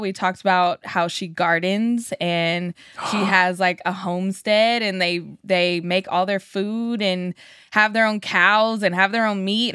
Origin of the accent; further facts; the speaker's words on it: Sacramento, California, United States; being a young kid growing up in Sacramento with the Sacramento Monarchs